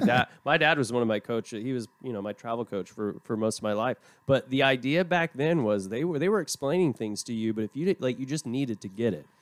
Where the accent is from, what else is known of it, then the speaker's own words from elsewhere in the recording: Tulsa, Oklahoma, United States; now in Shreveport, United States; I'm from Tulsa originally